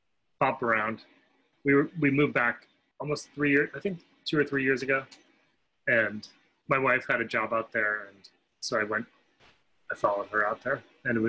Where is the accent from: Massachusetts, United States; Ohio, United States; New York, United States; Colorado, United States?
Ohio, United States; Cleveland; In Cleveland, Ohio.